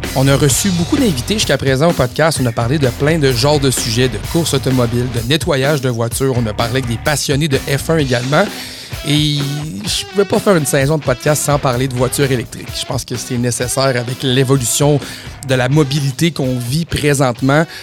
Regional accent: Saguenay, Quebec, Canada; moved away; je viens du Saguenay, j'ai travaillé longtemps au Saguenay

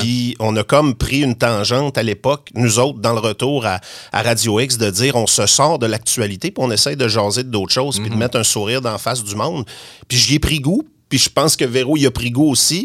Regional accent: Saguenay, Quebec, Canada

